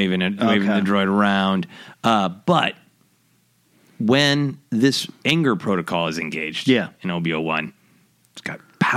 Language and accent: English; Minneapolis, Minnesota, United States; I'm from Minneapolis, and we love our Bacterain.